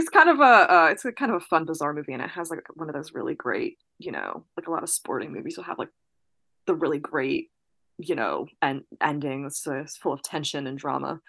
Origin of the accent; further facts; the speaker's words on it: New Jersey, United States; I'm from New Jersey